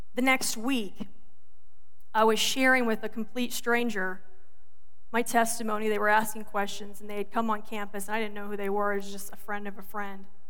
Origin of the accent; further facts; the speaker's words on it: the South, United States; moved away as an adult; also born or lived in Georgia; now in Michigan, United States; I'm from the South. We don't even speak English right.